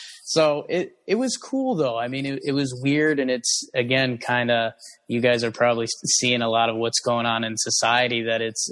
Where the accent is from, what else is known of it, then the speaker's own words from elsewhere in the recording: Connecticut, United States; I grew up in Connecticut